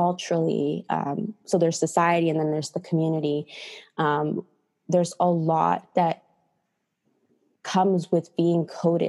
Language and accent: English; United States; I was born in the States